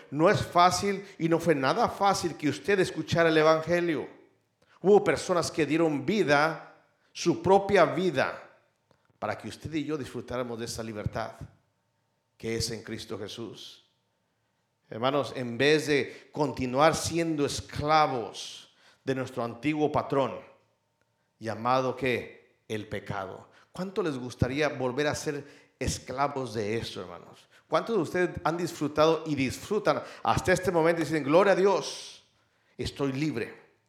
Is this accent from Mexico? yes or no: yes; Mexico; now in United States; muchos aquí eh, eh, somos mexicanos